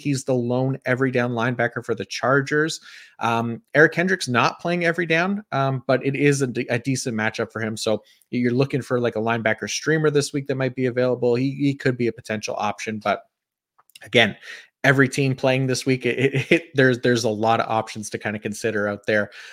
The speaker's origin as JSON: {"language": "English", "country": "Canada", "said": "as a Canadian"}